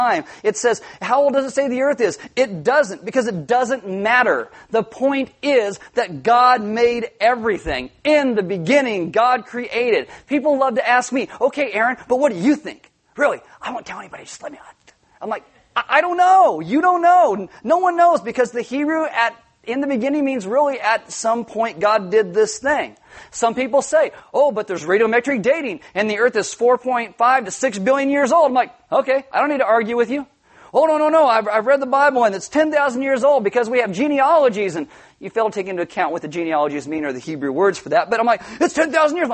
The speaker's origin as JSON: {"language": "English", "town": "Santa Maria", "region": "California", "country": "United States", "tie": "born or raised there", "said": "I was actually born in Santa Maria"}